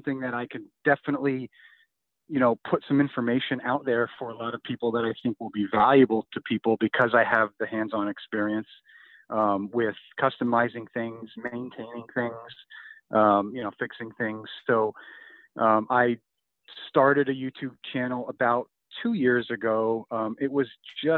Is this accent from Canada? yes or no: no; Pennsylvania, United States; I'm from Pennsylvania originally. I still live in Pennsylvania, work in Pennsylvania